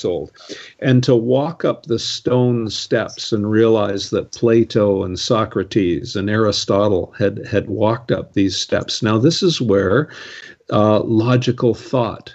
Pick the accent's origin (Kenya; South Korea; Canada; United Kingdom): Canada; I'm a Canadian, I love Canada